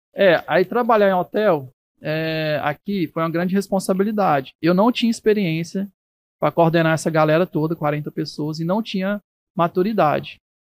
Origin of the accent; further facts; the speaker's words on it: Brazil; eu sou feliz de ser brasileiro, adoro meu país